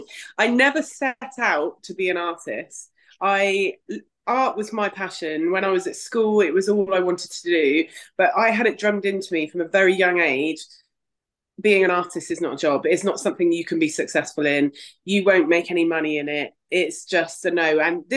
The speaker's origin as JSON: {"language": "English", "town": "Bristol", "region": "South West England", "country": "United Kingdom", "said": "And yeah, I'm an artist from Bristol."}